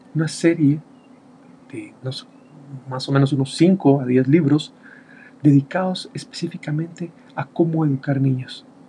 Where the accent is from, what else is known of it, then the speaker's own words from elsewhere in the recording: Guatemala; Yo estoy acá en Guatemala. En mi país el 17 de junio se celebra el Día del Padre